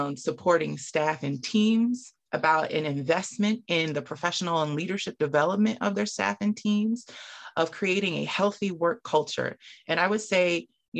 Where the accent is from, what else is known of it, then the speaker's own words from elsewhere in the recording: Camden, New Jersey, United States; I'm from Camden, New Jersey. I did a lot of after school programs growing up.